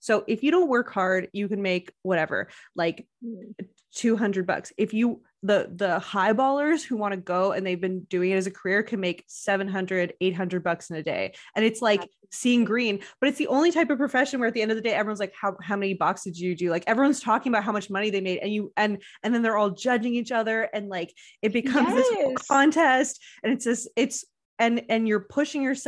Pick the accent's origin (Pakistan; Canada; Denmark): Canada; I'm Canadian